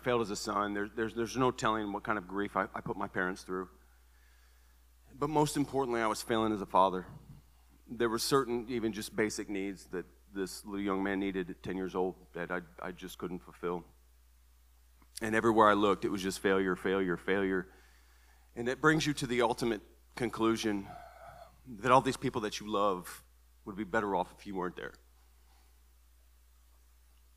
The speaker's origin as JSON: {"language": "English", "town": "Toledo", "region": "Ohio", "country": "United States", "tie": "born or raised there", "moved": "as an adult", "lives_now": "Tennessee, United States", "said": "born and raised in Toledo, Ohio. I've lived in Tennessee for the last 11 years"}